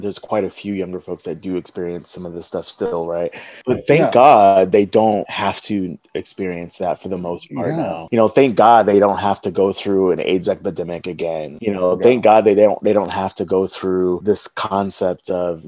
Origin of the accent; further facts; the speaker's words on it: the South, United States; growing up in the South as a gay man, growing up in a Black family in the South